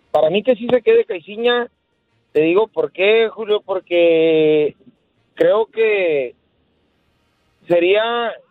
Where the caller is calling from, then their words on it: Phoenix, Arizona, United States; Habla …, acá de Phoenix, Arizona.